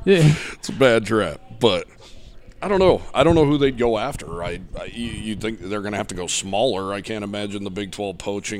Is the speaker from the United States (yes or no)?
yes; Wyoming, United States; I'm from Wyoming